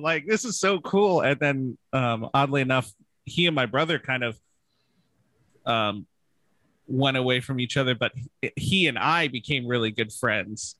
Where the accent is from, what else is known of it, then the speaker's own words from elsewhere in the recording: Palm Springs, California, United States; I'm Southern California born and raised. I grew up in Palm Springs